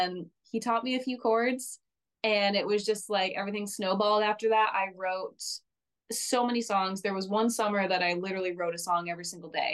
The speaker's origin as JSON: {"language": "English", "town": "East Rochester", "region": "New York", "country": "United States", "tie": "born or raised there", "moved": "yes", "lives_now": "Nashville, United States", "said": "I actually grew up in a really, really tiny town within Rochester called East Rochester"}